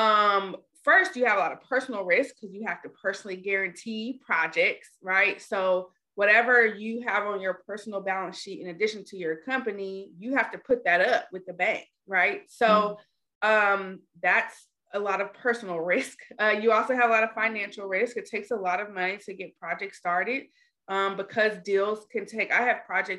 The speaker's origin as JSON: {"language": "English", "town": "Dallas", "region": "Texas", "country": "United States", "said": "I'm from Dallas, Texas"}